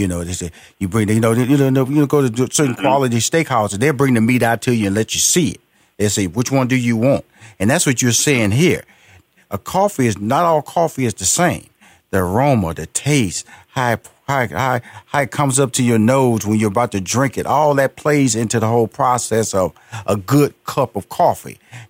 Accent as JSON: {"language": "English", "town": "Houston", "region": "Texas", "country": "United States", "said": "I'm from Houston, Texas, big barbecue country."}